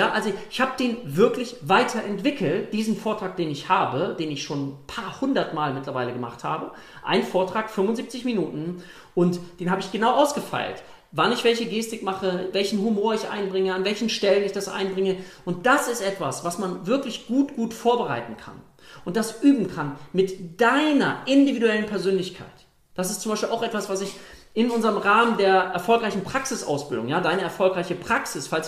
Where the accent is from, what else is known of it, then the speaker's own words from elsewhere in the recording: Lübeck, Schleswig-Holstein, Germany; ich komme hier aus, aus Strandgegend, Lübeck, hohem Norden